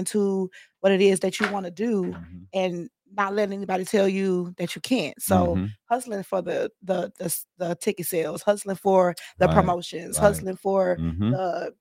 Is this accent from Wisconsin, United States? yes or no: yes; Milwaukee, Wisconsin, United States; moved away as an adult; now in Phoenix, United States; So I'm from the Midwest. I moved here from Milwaukee, Wisconsin.